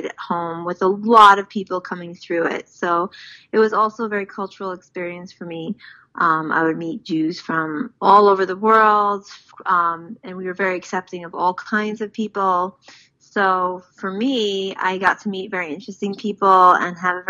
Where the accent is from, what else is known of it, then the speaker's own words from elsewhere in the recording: New York City, New York, United States; now in Israel; I grew up in Far Rockaway, New York